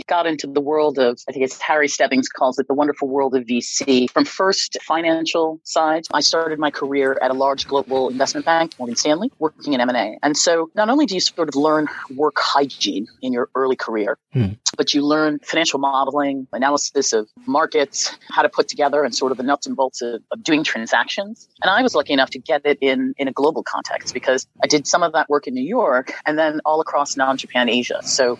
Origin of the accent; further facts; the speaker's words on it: Nigeria; So I am a Nigerian and American and sort of have a global perspective on the impact of technology in our markets.